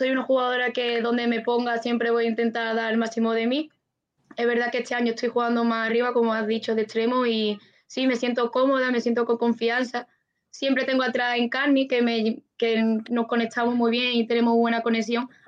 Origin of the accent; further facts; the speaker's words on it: Málaga, Andalusia, Spain; Sí, de, Málaga. de Málaga